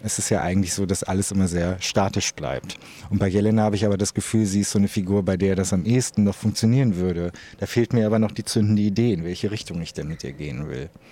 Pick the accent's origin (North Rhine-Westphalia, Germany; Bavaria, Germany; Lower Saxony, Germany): Lower Saxony, Germany; Osnabrück; in meiner Heimatstadt Osnabrück